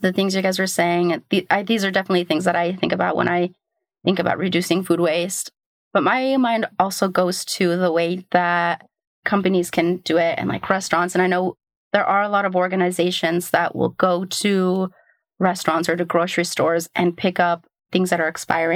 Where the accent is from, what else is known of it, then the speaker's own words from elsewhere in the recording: Portland, Oregon, United States; now in New York, United States; I grew up in Portland